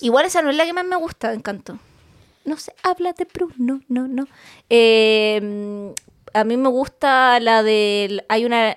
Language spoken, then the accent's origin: Spanish; Chile; nosotros somos de Colombia, Chile, Latinoamérica